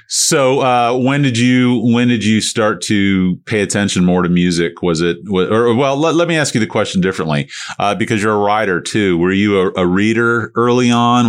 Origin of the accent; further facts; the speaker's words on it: St. Petersburg, Florida, United States; I grew up in Saint Pete